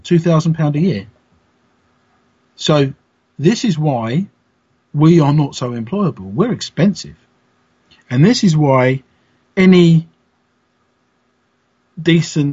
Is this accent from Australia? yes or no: no; London, United Kingdom; moved away; I think I was born in London. I don't live there anymore